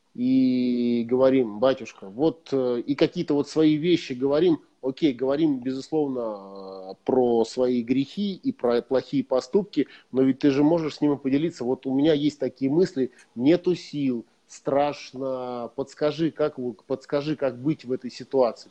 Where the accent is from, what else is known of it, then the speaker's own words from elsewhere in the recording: Prokopyevsk, Kemerovo Oblast, Russia; я вырос в Прокопьевске, в, шахтер, в шахтерском угу. регионе и в шахтерской семье